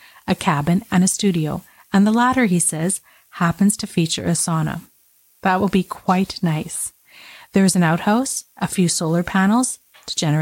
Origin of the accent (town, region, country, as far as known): Canada